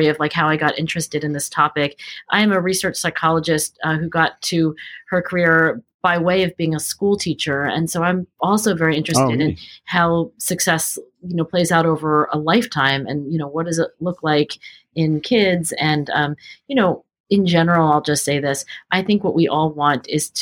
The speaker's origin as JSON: {"language": "English", "town": "Cherry Hill", "region": "New Jersey", "country": "United States", "tie": "born or raised there", "said": "I grew up in Cherry Hill, New Jersey, which is exit 4 off of the New Jersey Turnpike, southern New Jersey"}